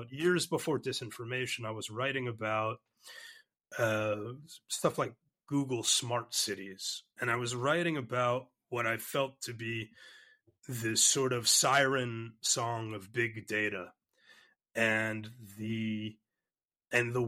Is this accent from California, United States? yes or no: no; New York City, New York, United States; I grew up in Brooklyn in New York